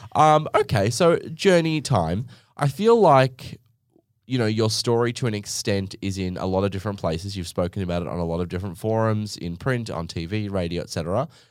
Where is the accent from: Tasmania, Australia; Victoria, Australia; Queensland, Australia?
Queensland, Australia; Gold Coast; I'm from the Gold Coast in Australia